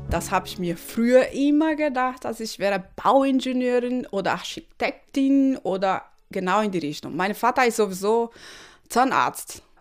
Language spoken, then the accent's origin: German; Recife, Pernambuco, Brazil; German is a second language; now in Germany; Ich habe gesagt, dass … 38 Jahre alt. Ich komme aus Recife und ich bin sehr zufrieden hier in Deutschland.